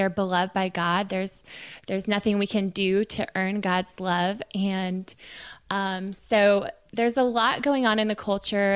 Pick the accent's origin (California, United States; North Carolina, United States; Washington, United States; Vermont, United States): California, United States; Silicon Valley; I was raised in Silicon Valley